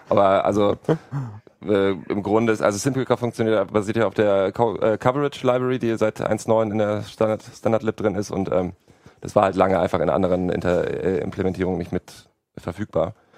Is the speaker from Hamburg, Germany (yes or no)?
yes; Hamburg, Germany; ich komme ja auch aus Hamburg, da war der Winter besonders lang und kalt